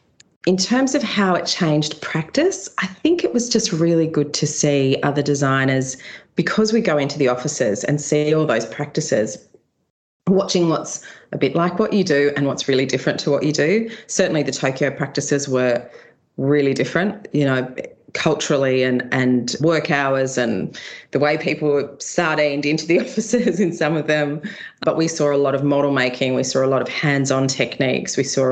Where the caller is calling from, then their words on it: Sydney, New South Wales, Australia; I'm at home in Sydney in Randwick, so leafy Randwick, just up from the beaches